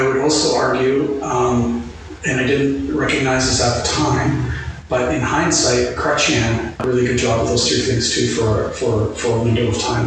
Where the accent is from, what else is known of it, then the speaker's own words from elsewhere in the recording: Canada; I'm just talking as a Canadian